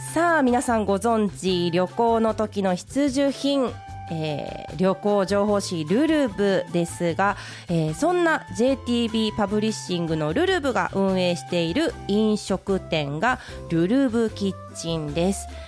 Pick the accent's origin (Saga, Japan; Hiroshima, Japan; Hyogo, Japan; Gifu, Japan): Hiroshima, Japan; moved away as an adult; now in Kyoto, Japan; 私も実は中学、高校時代は広島県で過ごしておりまして